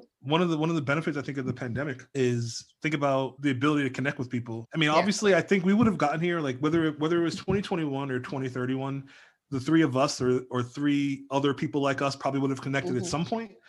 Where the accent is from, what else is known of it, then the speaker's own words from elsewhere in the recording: United States; I was born and raised here in the States